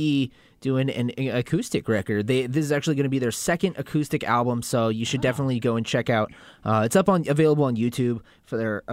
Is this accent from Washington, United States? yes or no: yes; Kent, Washington, United States; I'm from Kent